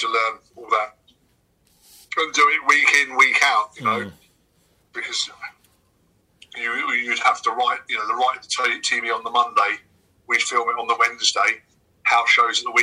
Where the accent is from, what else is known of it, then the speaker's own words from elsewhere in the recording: England, United Kingdom; I slowly tried to morph away from presenting myself as being too British.